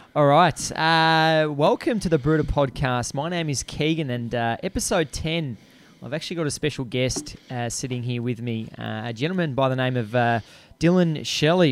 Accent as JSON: {"language": "English", "country": "Australia", "said": "your accent, my accent, we're from the greatest country on earth."}